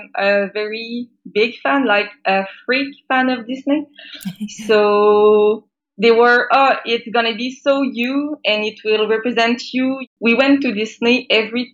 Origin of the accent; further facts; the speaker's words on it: Quebec, Canada; I am from Quebec